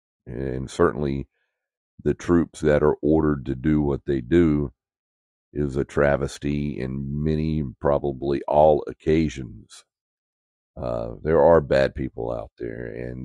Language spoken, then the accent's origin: English; United States; as an American